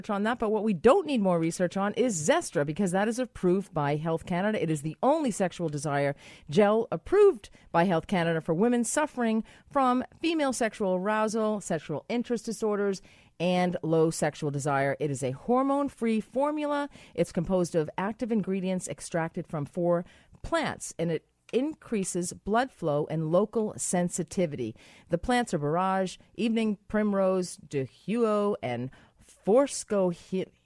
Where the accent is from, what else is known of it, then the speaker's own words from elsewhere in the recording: United States; it is a an Indian herb because I'm American and I the H is silent